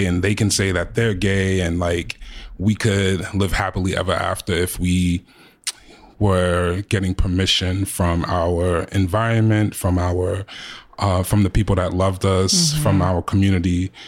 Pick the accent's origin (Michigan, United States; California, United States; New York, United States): New York, United States; Queens; I grew up in Jamaica, Queens